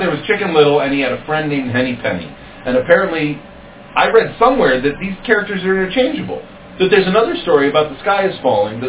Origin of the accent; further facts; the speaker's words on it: Maine, United States; moved away; I'm from Maine. I got married in Maine.